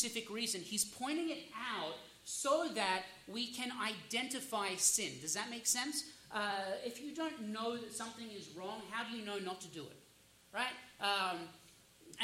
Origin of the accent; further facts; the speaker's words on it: Australia; now in United States; I'm Australian by birth. I'm actually a U.S. citizen now